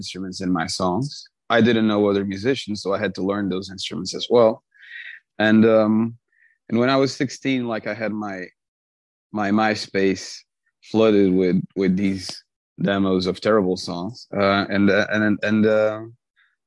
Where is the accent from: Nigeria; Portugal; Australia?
Portugal; Azores; I'm from the Azores. So it's, I grew up in an island, like literally in the middle of the Atlantic.